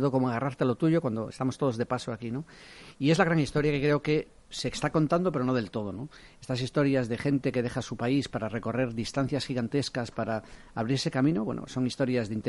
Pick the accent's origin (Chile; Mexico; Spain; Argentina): Spain; Galicia; yo soy gallego